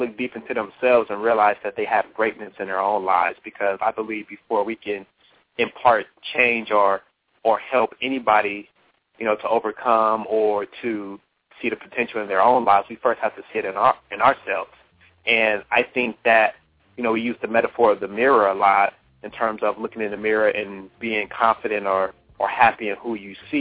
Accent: Los Angeles, California, United States; moved away as an adult; also born or lived in Miami, Florida; now in Atlanta, United States; Well, I was born and raised in Los Angeles, California. I'm a West Side guy.

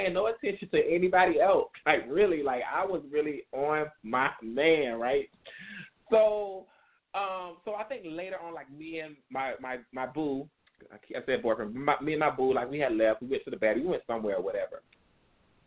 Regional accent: South Carolina, United States; growing up in South Carolina

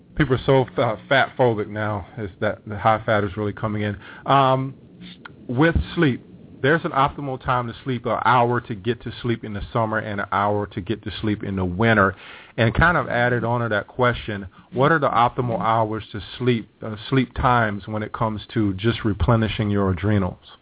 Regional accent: South Carolina, United States; I grew up in South Carolina

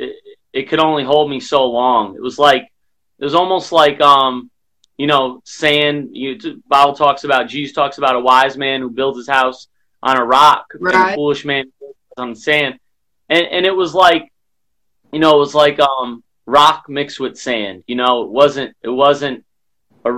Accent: Albany, New York, United States; also born or lived in Colonie, New York; now in Charlotte, United States; born and raised in Albany, New York

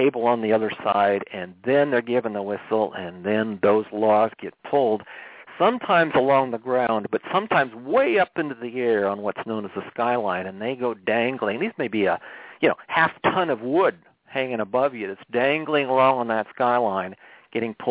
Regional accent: Monroe, Washington, United States; moved away as an adult; now in Washington, DC, United States; I grew up in the Northwest, as you said. I grew up near Monroe.

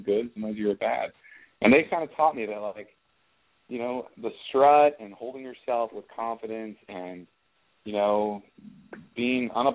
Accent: Santa Barbara, California, United States; I grew up in Santa Barbara, California

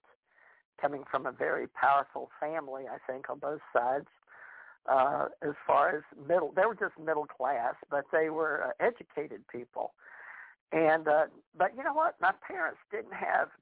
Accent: Louisiana, United States; my grandsons were born in the Carolinas, but I was born in Louisiana

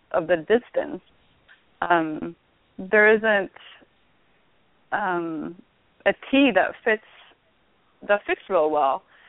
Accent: Sweden; now in United States; growing up in Sweden, there was a lot more women who played

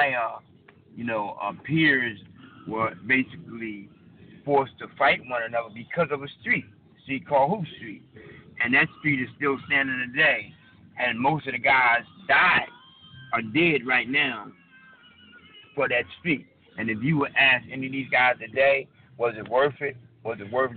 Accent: United States; as young black men, you know, growing up in America

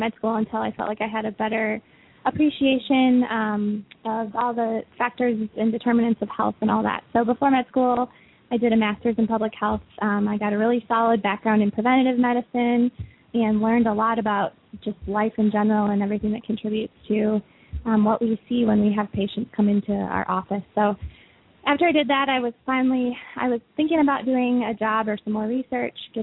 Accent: Milwaukee, Wisconsin, United States; now in Kansas City, United States; I'm originally from Milwaukee, Wisconsin

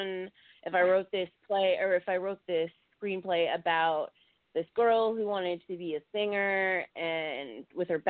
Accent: Virginia, United States; I grew up in Virginia.

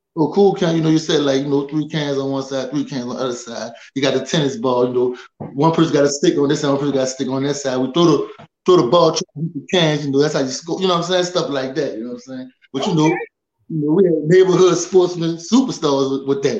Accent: New Orleans, Louisiana, United States; I'm from the Magnolia Projects

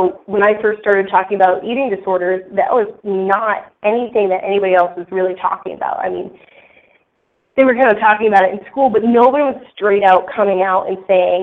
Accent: north of Boston, Massachusetts, United States; I grew up actually in Massachusetts, north of Boston

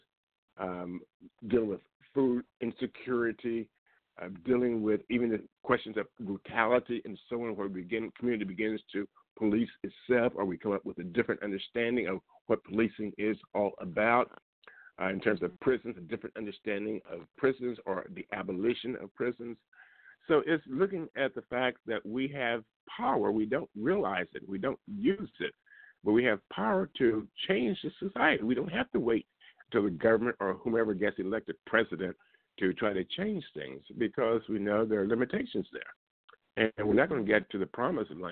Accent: Liberty, Missouri, United States; moved away; also born or lived in Kansas City, Missouri; I was invited to go home to my hometown, Liberty, Missouri, where I grew up

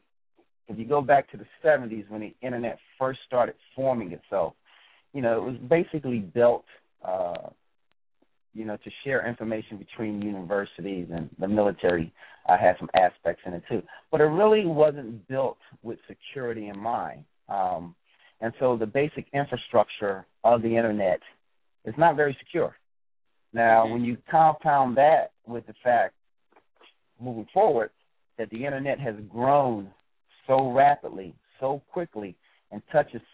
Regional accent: Philadelphia, Pennsylvania, United States; I grew up in Philadelphia, PA

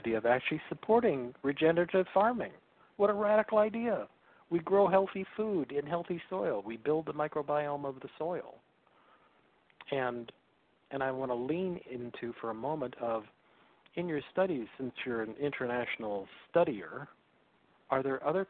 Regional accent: Salinas Valley, California, United States; growing up in the Salinas Valley as a kid

